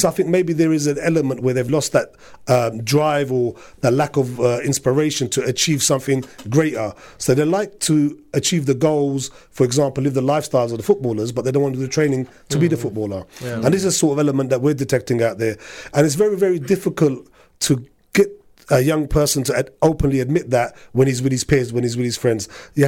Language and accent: English; Punjab, Pakistan; Looting majority people are from Azad Kashmir or I'm from the Punjab.